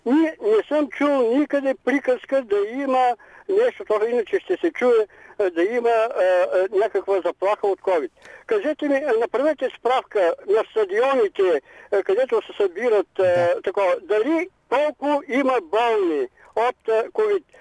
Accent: Silistra, Silistra Province, Bulgaria; аз съм от Силистра

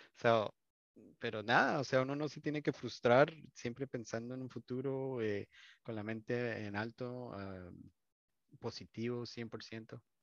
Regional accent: Colombia; yo digo chévere, soy colombiano

